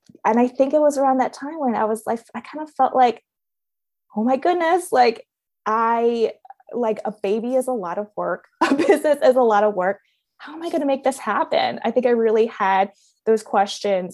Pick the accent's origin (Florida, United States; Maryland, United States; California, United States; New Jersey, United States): Maryland, United States; Baltimore; moved away as an adult; also born or lived in Beijing; We actually moved back to the States, back to my hometown in Baltimore